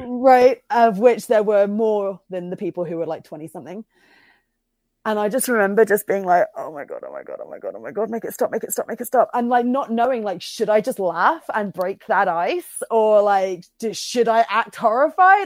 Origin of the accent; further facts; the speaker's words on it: Bristol, South West England, United Kingdom; also born or lived in Cirencester; I grew up in Bristol, but I moved, um, when I was, um, eleven to a little town called Cirencester